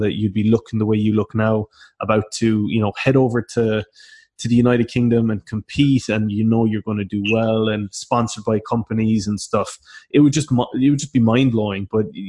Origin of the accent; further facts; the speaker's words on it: Cork, Munster, Ireland; growing up in Cork especially